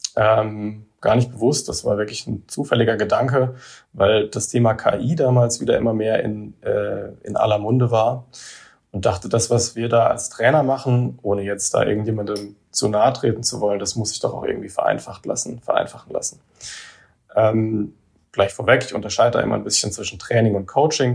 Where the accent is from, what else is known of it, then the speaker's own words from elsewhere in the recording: near Heidelberg, Baden-Württemberg, Germany; moved away; also born or lived in Karlsruhe; ich bin selber auch kein Saarländer. Ich bin jetzt, äh, ich komme aus der Nähe von Heidelberg ursprünglich